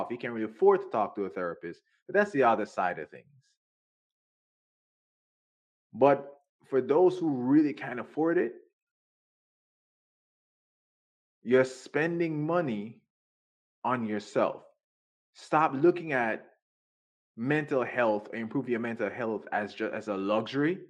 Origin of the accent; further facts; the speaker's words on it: Jamaica; I was raised in Jamaica